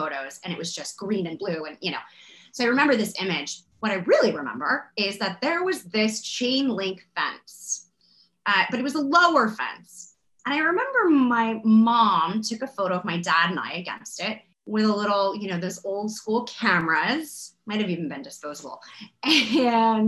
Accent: Florida, United States; I grew up in Florida

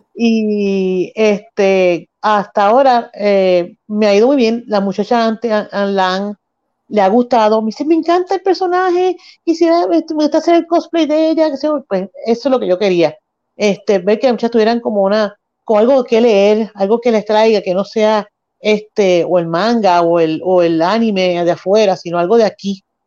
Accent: Mayagüez, Puerto Rico; natural de Mayagüez, vivo y nací y, criada aquí en el área oeste

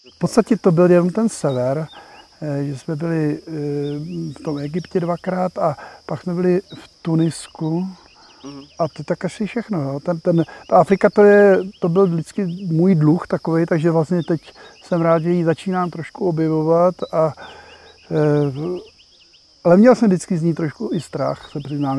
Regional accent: Prague, Czechia; je mi pětašedesát. A jsem z Prahy.

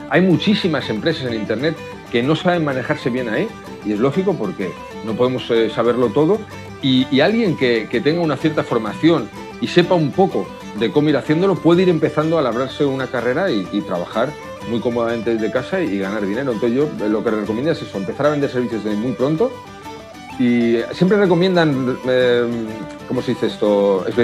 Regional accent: Madrid, Community of Madrid, Spain; Sí, yo voy a Madrid a menudo, sí, soy madrileño, nací en Madrid, lo que pasa es que he estado por, muchos sitios, he ido muchos años fuera

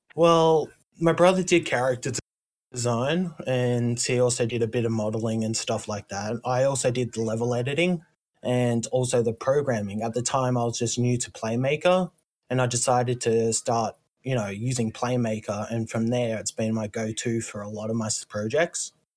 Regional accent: Australia; I come from Australia

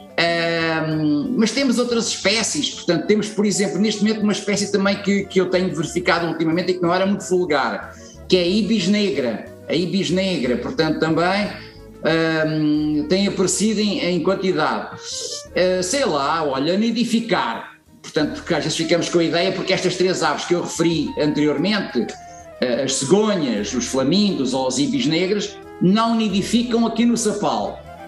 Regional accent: Santo António da Caparica, Setúbal, Portugal; cresci numa zona, portanto, uh, em Santo António de Caparica

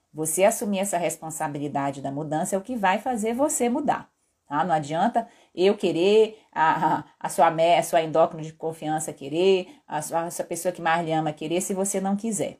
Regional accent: Belém, Pará, Brazil; moved away; em Belém, que era onde eu morava e sou paraense

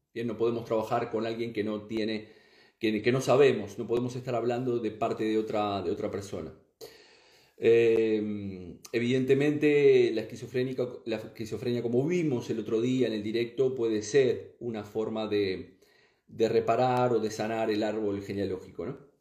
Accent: Uruguay; moved away as an adult; now in Spain; soy uruguayo, soy nacido en Uruguay y vivo en España ya desde aproximadamente unos 20 años, 19 años

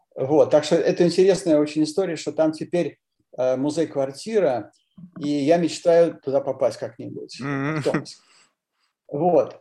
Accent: Moscow, Russia; я родился в Москве, потом учился в английской школе номер 39

